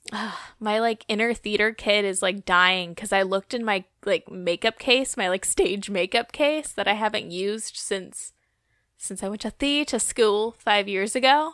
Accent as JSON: {"language": "English", "area": "Outer Banks", "region": "North Carolina", "country": "United States", "tie": "born or raised there", "moved": "as an adult", "said": "I moved back to my hometown in the Outer Banks"}